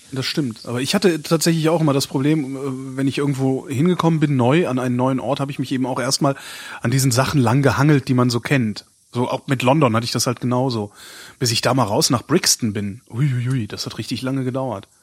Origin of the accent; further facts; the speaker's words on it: Berlin, Germany; ich habe halt auch auf meine Heimatstadt geguckt